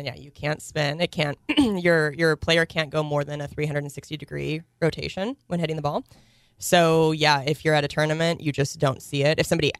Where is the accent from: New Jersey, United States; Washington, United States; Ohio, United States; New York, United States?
Washington, United States; Cheney; also born or lived in Spokane; Born in Spokane, but then in elementary school, my mom became a teacher at Cheney High School.